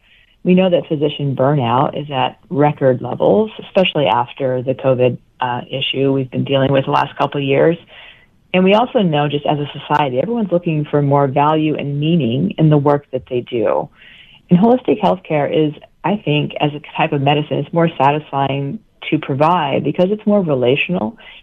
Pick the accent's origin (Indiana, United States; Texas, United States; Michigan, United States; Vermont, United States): Vermont, United States